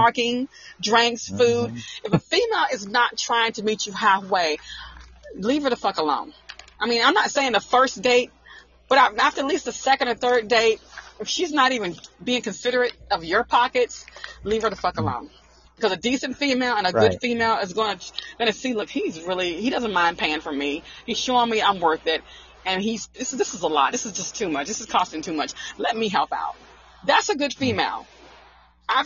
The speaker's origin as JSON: {"language": "English", "region": "Arkansas", "country": "United States", "tie": "born or raised there", "also_born_or_lived": "Newport News, Virginia", "moved": "as an adult", "said": "I'm from the country. I'm from Arkansas."}